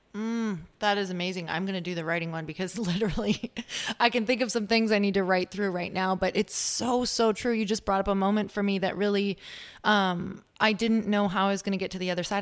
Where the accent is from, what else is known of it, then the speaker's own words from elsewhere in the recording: Midwest, United States; I'm from the Midwest